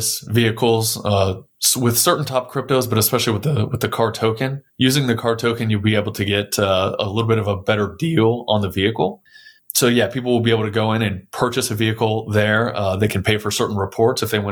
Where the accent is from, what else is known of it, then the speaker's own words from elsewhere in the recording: San Antonio, Texas, United States; I was born and raised in San Antonio.